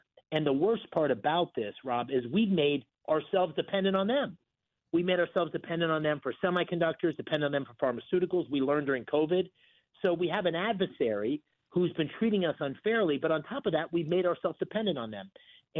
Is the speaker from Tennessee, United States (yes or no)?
no; Bloomsburg, Pennsylvania, United States; I grew up in Bloomsburg, and small town, and grew up baling hay and trimming Christmas trees